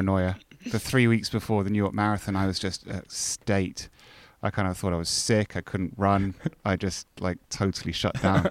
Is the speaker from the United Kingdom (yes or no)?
yes; Scotland, United Kingdom; moved away; I'm Scottish and have, know quite a lot of people up there